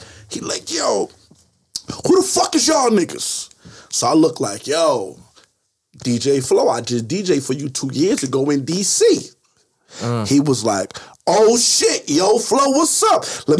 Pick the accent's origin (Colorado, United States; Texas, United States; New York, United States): New York, United States; We like, yo, we from Baltimore. I'm from New York. But New York already got too much praise.